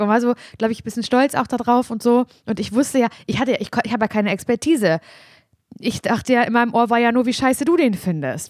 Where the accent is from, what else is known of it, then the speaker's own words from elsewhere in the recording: Parchim, Mecklenburg-Vorpommern, Germany; moved away; hier sitze ich halt als ein im Jugendschreibtisch in Parchim in meiner Heimatstadt